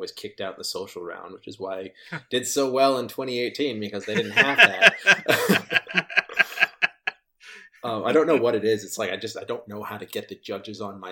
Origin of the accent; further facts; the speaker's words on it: Canada; I'm Canadian